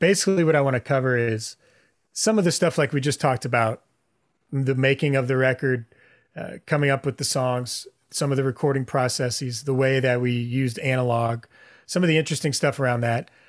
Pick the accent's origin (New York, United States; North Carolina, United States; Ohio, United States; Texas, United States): Texas, United States; Houston; now in Austin, United States; I grew up in Houston